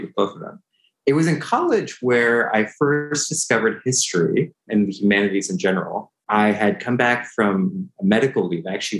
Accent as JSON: {"language": "English", "area": "San Francisco Bay Area", "region": "California", "country": "United States", "tie": "born or raised there", "said": "I was born in the San Francisco Bay Area, grew up in California"}